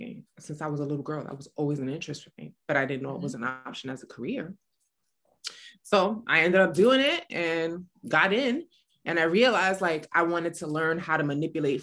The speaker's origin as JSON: {"language": "English", "town": "New York City", "region": "New York", "country": "United States", "tie": "born or raised there", "said": "I grew up in the South Bronx"}